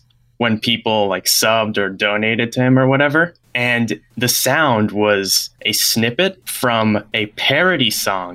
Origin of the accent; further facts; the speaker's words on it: New York, United States; I am 19 years old and I am from New York